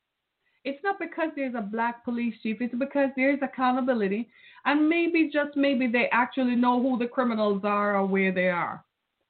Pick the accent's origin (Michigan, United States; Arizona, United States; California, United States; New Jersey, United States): Michigan, United States; Detroit; I'm from Detroit, Michigan